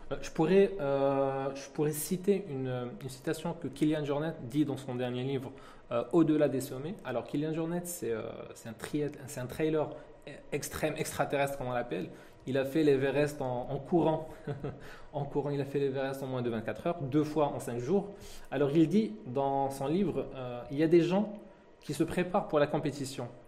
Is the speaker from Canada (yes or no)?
no; France; born there; Donc, je suis né en France